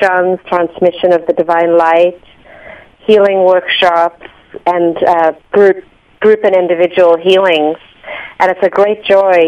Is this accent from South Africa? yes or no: yes; South Africa; moved away; Growing up in South Africa in an apartheid structure